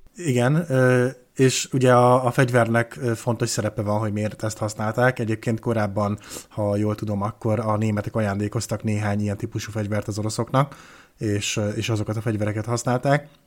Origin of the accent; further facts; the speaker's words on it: Hungary; magyar vagyok